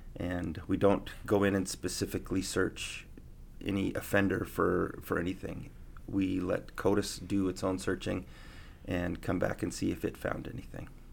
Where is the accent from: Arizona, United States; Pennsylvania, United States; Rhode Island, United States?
Arizona, United States; Prescott; also born or lived in Provo, Utah; now in Reno, United States; I'm from Prescott, Arizona. Born and raised Arizona boy